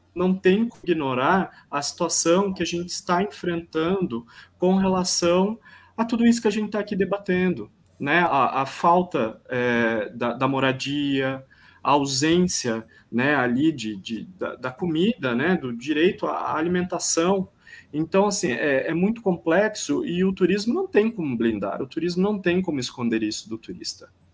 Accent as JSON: {"language": "Portuguese", "town": "Piracicaba", "region": "São Paulo", "country": "Brazil", "tie": "born or raised there", "also_born_or_lived": "São Pedro", "said": "eu sou nascido em Piracicaba, eu estou quarentenando neste momento em São Pedro, que é a região de Piracicaba"}